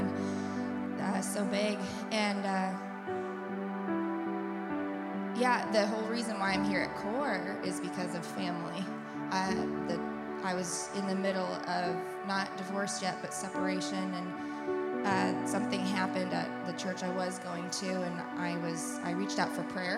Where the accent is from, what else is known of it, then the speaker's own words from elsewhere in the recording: New York, United States; moved away as an adult; also born or lived in Syracuse; now in Tulsa, United States; I was born and raised in New York